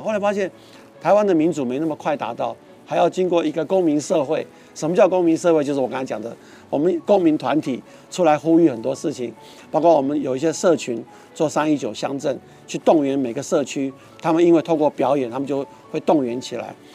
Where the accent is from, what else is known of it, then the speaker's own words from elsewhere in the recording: Taipei, Taiwan; 我住在万华长大，那万华是一个很封闭的环境，是个旧社区